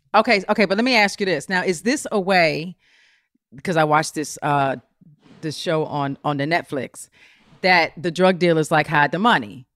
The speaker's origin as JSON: {"language": "English", "town": "Potomac", "region": "Maryland", "country": "United States", "said": "I'm from, like, the D C area"}